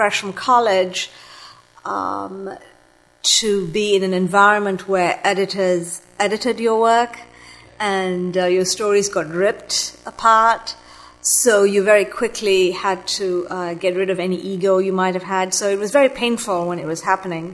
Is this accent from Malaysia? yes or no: yes; Malaysia; moved away as an adult; I'm of Sri Lankan descent, but I grew up in Malaysia